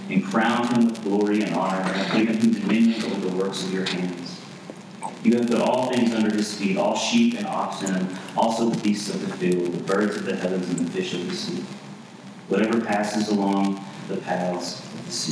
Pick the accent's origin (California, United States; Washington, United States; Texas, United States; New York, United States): Texas, United States; East; born or raised there; moved away